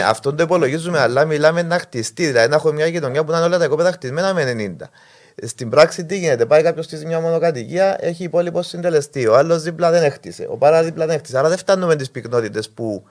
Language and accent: Greek; Limassol, Limassol District, Cyprus; Εγώ ε, γεννήθηκα στη Λεμεσό, μεγάλωσα και έζησα το μόλο τη Λεμεσού